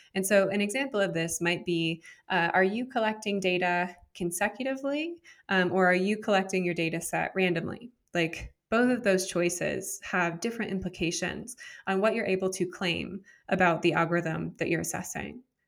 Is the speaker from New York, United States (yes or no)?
no; San Jose, California, United States; also born or lived in Miami, Florida; I'm originally from San Jose, California. Uh, grew up in Silicon Valley